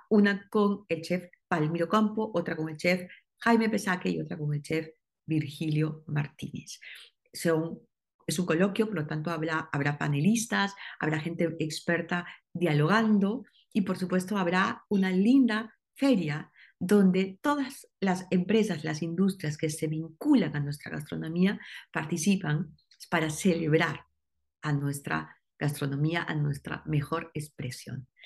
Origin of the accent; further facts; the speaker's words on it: Peru; cuando nos preguntó a mi esposo y a mí, ustedes dónde son? Y dijimos, somos peruano